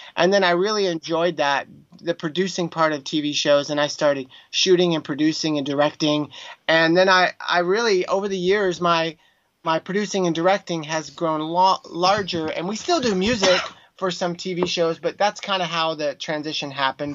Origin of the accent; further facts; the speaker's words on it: Texas, United States; also born or lived in New York City, United States; now in Burbank, United States; I'm from Texas